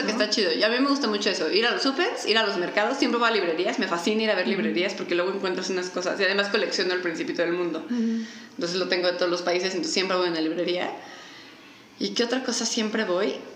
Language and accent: Spanish; Mexico City, Mexico; La gente que somos de la Ciudad de México somos como que tenemos un tipo